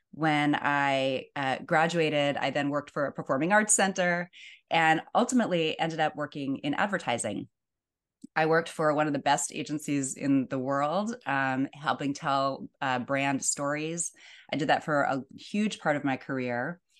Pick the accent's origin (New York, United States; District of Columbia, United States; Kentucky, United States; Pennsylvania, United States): Pennsylvania, United States; Pittsburgh; now in California, United States; I grew up in Pittsburgh, Pennsylvania